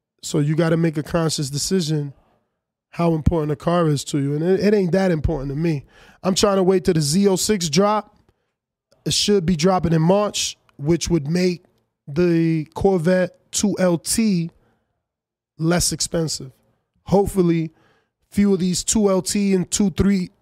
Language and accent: English; United States; I'm American